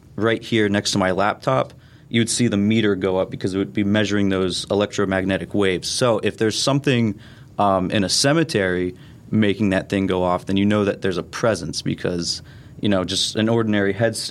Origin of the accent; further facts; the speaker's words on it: Shickshinny, Pennsylvania, United States; I'm from Shikshini.